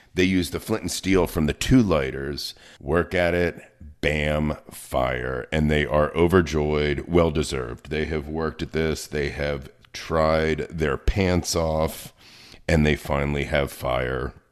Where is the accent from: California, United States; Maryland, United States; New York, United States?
Maryland, United States; Baltimore; I come from Baltimore